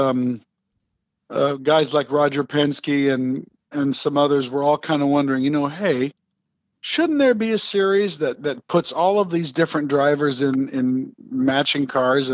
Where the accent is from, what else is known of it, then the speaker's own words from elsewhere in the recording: Upland, California, United States; Riverside was my home racetrack at the time. I lived in a little burb called Upland